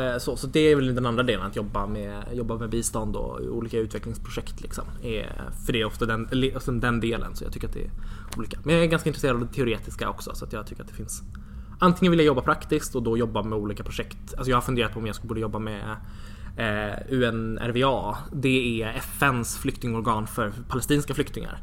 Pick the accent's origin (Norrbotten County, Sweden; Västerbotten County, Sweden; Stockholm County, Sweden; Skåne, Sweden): Stockholm County, Sweden; Järna; also born or lived in Jönköping; jag är uppvuxen i Järna. Det ligger precis utanför Södertälje